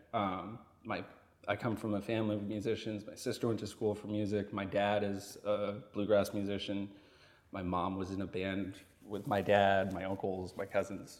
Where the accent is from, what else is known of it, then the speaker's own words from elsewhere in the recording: Vermont, United States; moved away as an adult; also born or lived in Boston; I grew up in Vermont